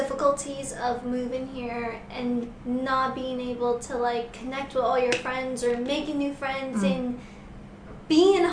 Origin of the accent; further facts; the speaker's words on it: New York, United States; I'm from New York, and I have never heard of Hamilton Heights